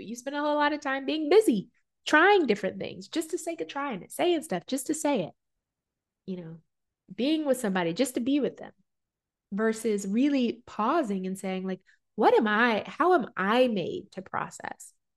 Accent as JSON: {"language": "English", "region": "Southern culture", "country": "United States", "tie": "born or raised there", "said": "Growing up in America, American culture, Southern culture"}